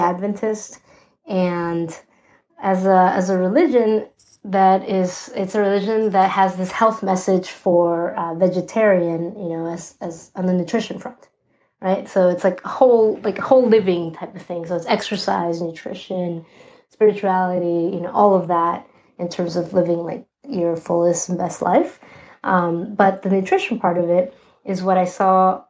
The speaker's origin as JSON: {"language": "English", "region": "Lima", "country": "Peru", "tie": "born or raised there", "also_born_or_lived": "Northborough, Massachusetts, United States / Loma Linda, California, United States", "moved": "yes", "lives_now": "New York City, United States", "said": "I grew up in Lima, Peru"}